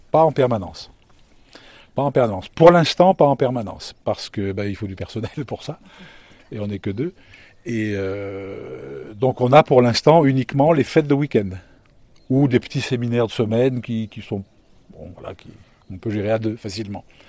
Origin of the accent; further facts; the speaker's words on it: Lyon, Auvergne-Rhône-Alpes, France; moved away as an adult; also born or lived in Loire / Île-de-France; now in Villeherviers, France; je suis citadin au départ. Hein. Je suis né en ville, à Lyon